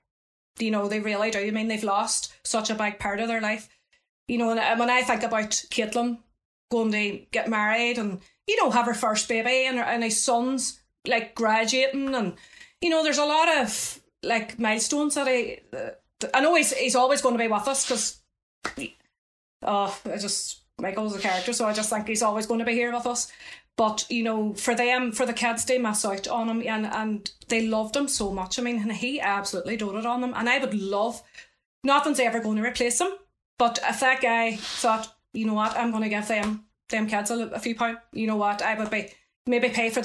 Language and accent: English; Dublin, Leinster, Ireland; our city, Dublin